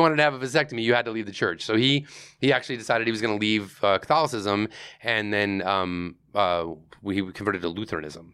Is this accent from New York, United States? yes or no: yes; Greece, New York, United States; I grew up in Greece, New York